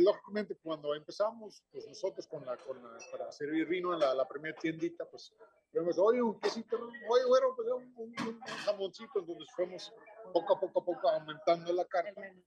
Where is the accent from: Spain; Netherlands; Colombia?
Netherlands; now in Veracruz, Mexico; Yo como holandés